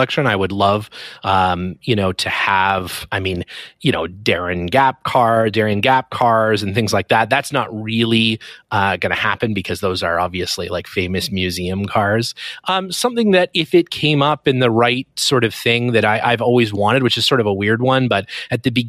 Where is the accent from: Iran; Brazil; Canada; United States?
Canada; I'm obviously Canadian